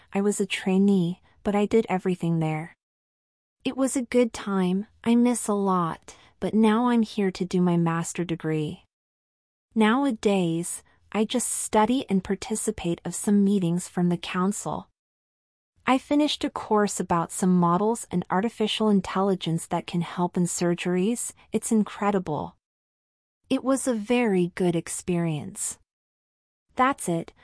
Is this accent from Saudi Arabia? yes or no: no; Brazil; moved away as an adult; now in United States; I'm from Brazil, but I'm living in U S A now